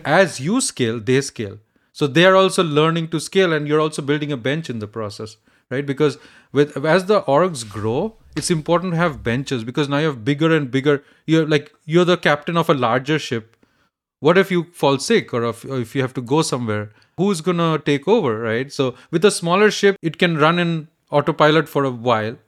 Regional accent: India; now in United States; I grew up in India

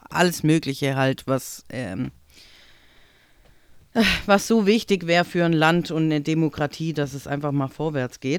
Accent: Italy; jetzt als äh, Italienerin, also jetzt bin ich alt genug irgendwie, dass ich da gut damit umgehen kann, aber es ist schon immer so wieder die Lachnummer zu sein für Deutschland.

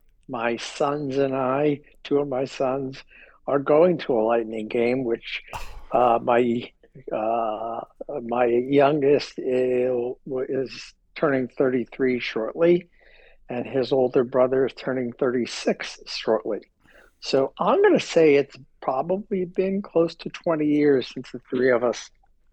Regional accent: New York, United States; also born or lived in Miami; So I was born in New York and lived in and around the Northeast.

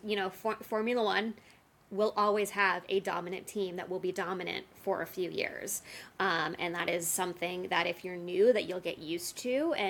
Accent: United States; as an American

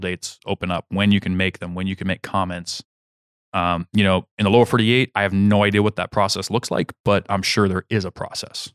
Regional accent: Kansas, United States; moved away; my home state, Kansas

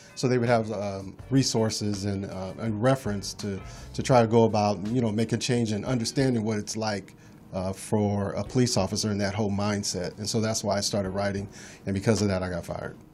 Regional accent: Los Angeles, California, United States; I grew up in Los Angeles

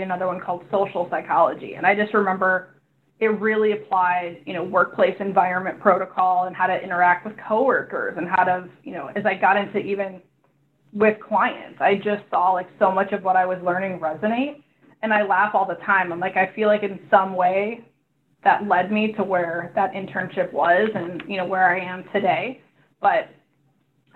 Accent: Chicago, Illinois, United States; moved away as an adult; now in California, United States; I came from the Midwest. I'm from Chicago originally

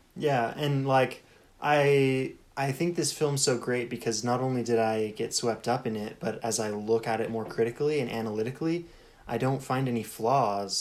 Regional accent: United States; I grew up in America

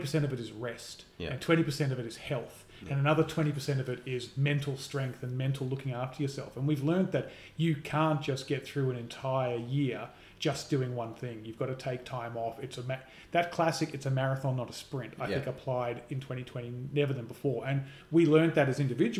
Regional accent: Australia; also born or lived in United States; as an Australian, but as someone who's lived in America

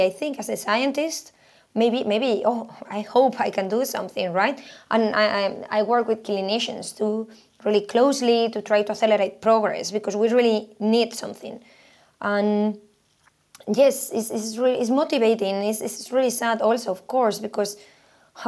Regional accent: Spain; moved away as an adult; also born or lived in Sweden; I am originally from Spain. I did my PhD in there, and then I moved to Sweden.

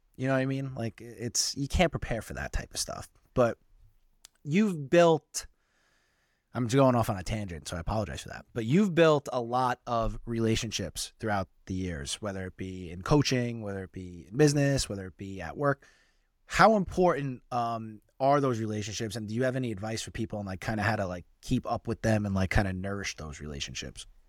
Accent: New York City, New York, United States; We both grew up in Staten Island

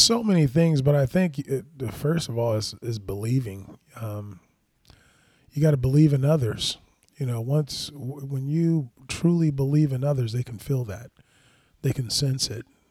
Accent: Los Angeles, California, United States; born or raised there

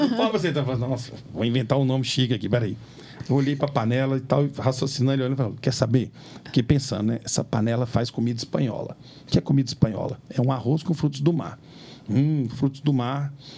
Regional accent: Minas Gerais, Brazil; Nós somos mineiros, comemos feijão tropeiro

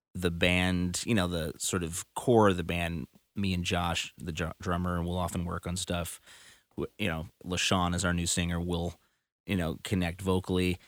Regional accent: Chicago, Illinois, United States; my hometown in Chicago

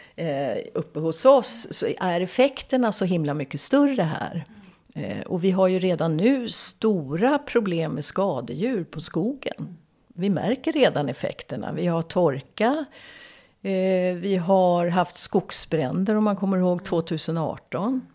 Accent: Stockholm, Stockholm County, Sweden; moved away as an adult; now in Dalarna, Sweden; Jag är som ni hör uppvuxen i Stockholm, Stockholms södra förorter. Men jag har bott i över 30 ja, cirka 30-35 år i Dalarna. Eh, men det hörs inte på min dialekt.

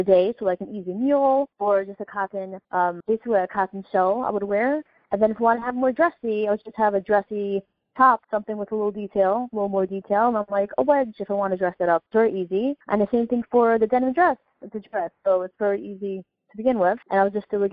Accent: New York City, New York, United States; I grew up in Brooklyn

